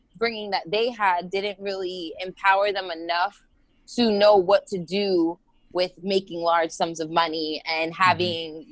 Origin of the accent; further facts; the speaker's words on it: Florida, United States; also born or lived in New Jersey, United States; We moved down here when I was about six, so I've lived in Florida majority of my life